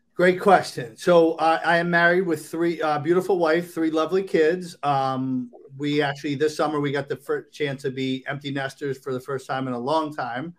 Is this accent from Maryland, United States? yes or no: yes; Maryland, United States; also born or lived in Boca Raton, Florida; now in Palm Beach County, Florida, United States; originally from Maryland